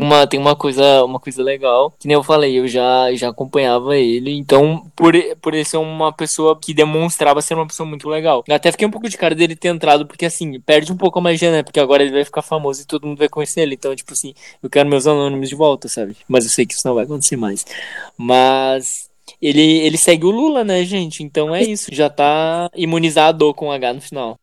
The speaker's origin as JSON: {"language": "Portuguese", "area": "Conduru", "region": "Espírito Santo", "country": "Brazil", "tie": "born or raised there", "said": "eu fui criado em Conduru"}